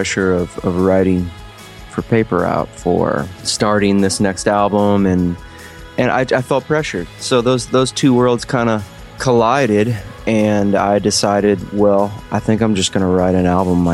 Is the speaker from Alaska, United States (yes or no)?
no; Ohio, United States; growing up in Ohio